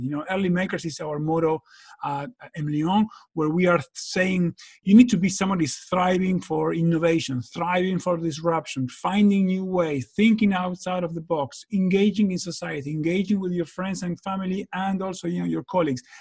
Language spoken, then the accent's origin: English; Argentina; moved away; I'm from Argentina myself